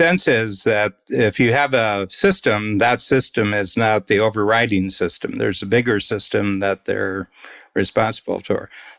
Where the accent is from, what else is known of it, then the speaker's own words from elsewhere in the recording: United States; now in Ontario, Canada; I grew up American